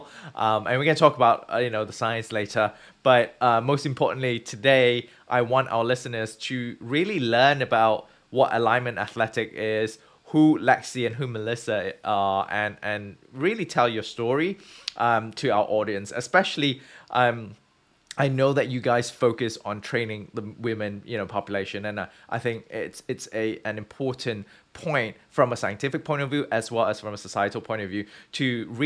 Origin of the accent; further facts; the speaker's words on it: Malaysia; moved away as an adult; also born or lived in United Kingdom; growing up in Southeast Asia, in Malaysia